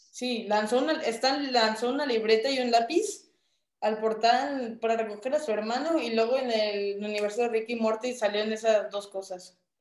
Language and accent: Spanish; Mexico; Mi cultura mexicana